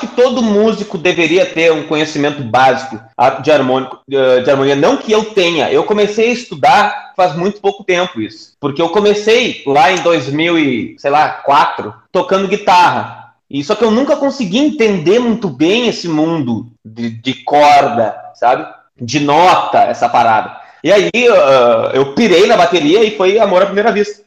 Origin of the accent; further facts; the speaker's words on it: Porto Alegre, Rio Grande do Sul, Brazil; Porque é minha cidade natal